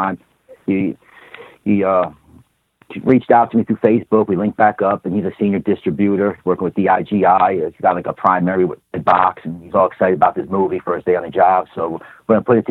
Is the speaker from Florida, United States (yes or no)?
no; New York City, New York, United States; now in Chattanooga, United States; I'm from New York City, Manhattan